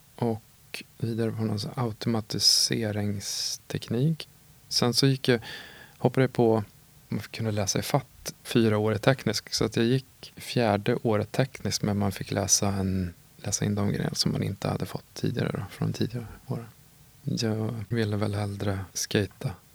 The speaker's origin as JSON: {"language": "Swedish", "town": "Åtvidaberg", "region": "Östergötland", "country": "Sweden", "tie": "born or raised there", "also_born_or_lived": "Linköping", "said": "Jag är uppvuxen i Åtvidaberg och eh, född i Linköping"}